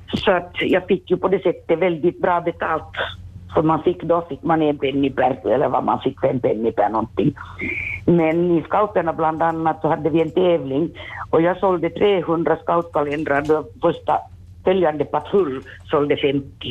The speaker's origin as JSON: {"language": "Swedish", "area": "Vaasa", "region": "Ostrobothnia", "country": "Finland", "tie": "born or raised there"}